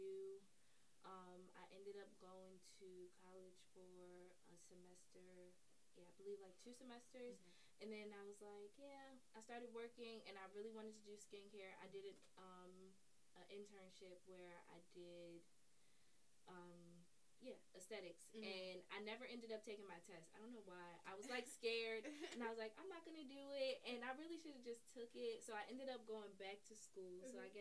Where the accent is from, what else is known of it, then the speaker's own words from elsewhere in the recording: Baltimore area, born in Harlem, New York, Maryland, United States; I'm originally from New York, but I've been here since I was 3, so I guess I'm from here.